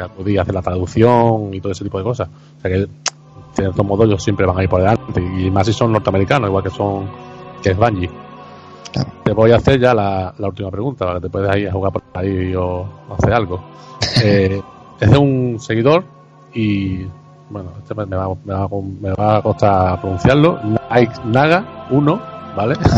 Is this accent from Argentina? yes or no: no; Andalusia, Spain; soy andaluz